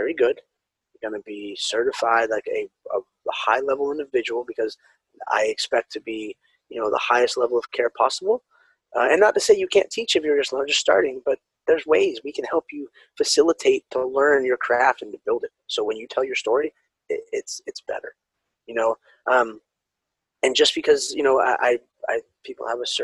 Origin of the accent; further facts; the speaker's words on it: California, United States; being raised Mexican, Spanish, you know, and growing up in California